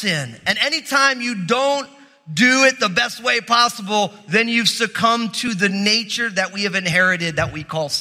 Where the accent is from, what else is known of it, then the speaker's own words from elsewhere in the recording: New Jersey, United States; I'm from New Jersey, which means I'm all messed up